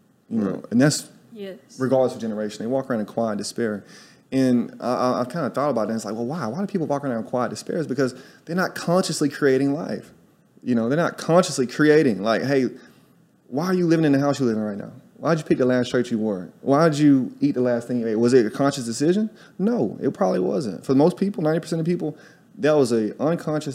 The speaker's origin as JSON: {"language": "English", "town": "Tuscaloosa", "region": "Alabama", "country": "United States", "also_born_or_lived": "New York City", "moved": "as an adult", "lives_now": "Salvador, Brazil", "said": "I'm from Alabama, y'all. I'm a college dropout from Tuscaloosa, Alabama"}